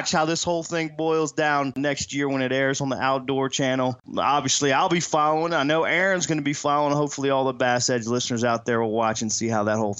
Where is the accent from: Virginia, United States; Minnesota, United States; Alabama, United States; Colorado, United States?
Virginia, United States; I'm from Virginia, not West Virginia